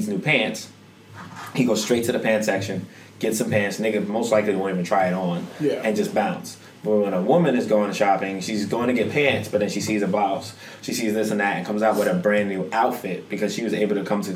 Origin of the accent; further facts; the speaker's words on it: New York, United States; I'm from New York